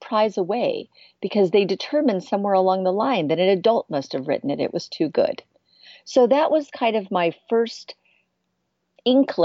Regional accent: San Francisco Bay Area, California, United States; also born or lived in Florida Keys, Florida; I grew up in the San Francisco Bay Area part of the time. And the other part of the time, I grew up in the Florida Keys

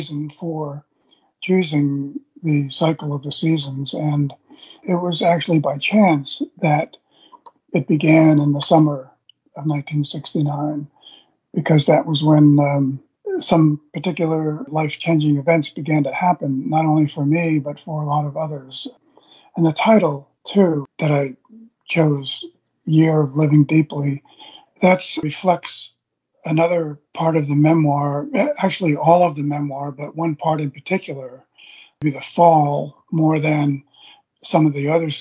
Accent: Long Island, New York, United States; moved away; my hometown in Long Island, right on the Long Island Sound

